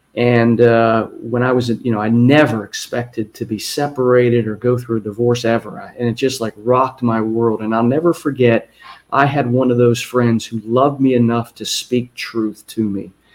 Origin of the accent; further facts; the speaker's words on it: Ohio, United States; I go back to my hometown in Ohio